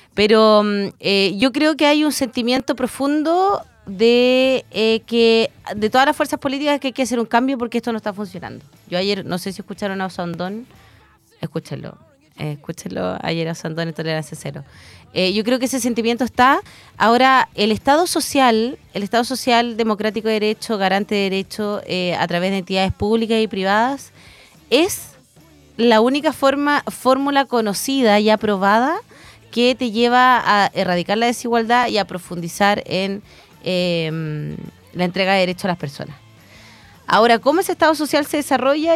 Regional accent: Chillán, Ñuble, Chile; fui criada en Chillán con una abuela muy, muy machista

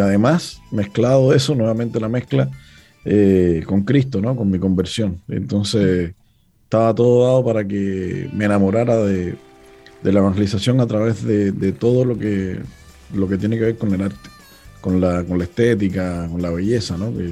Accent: Cuba; now in Chile; Y ahora también soy chileno, imagínate. o sea, como siempre digo, soy más, cubano que, el mojito

